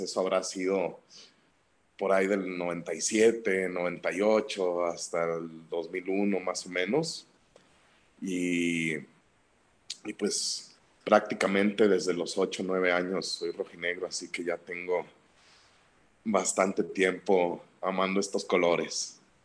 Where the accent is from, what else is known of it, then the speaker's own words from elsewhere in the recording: Guadalajara, Jalisco, Mexico; de chico, aquí en Guadalajara